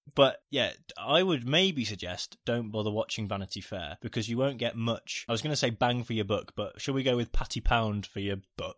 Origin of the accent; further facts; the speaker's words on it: United Kingdom; we're British